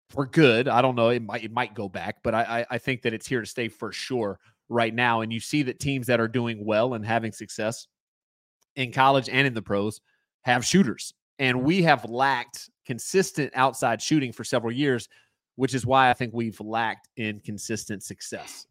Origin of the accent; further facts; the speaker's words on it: Tobacco Road, North Carolina, United States; I grew up on Tobacco Road